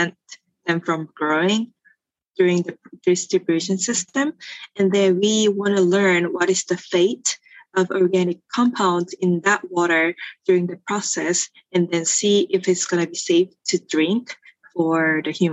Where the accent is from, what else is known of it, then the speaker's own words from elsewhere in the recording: South Korea; moved away as an adult; now in Los Angeles, United States; I grew up in Korea, and then I went to undergraduate in Korea too